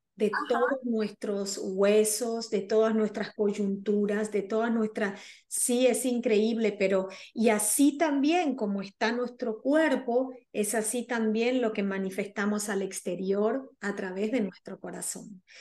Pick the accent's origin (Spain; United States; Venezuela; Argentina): Argentina